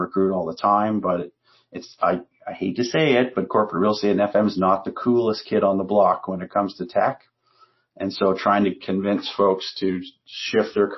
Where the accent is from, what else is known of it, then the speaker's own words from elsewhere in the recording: Canada; we're Canadian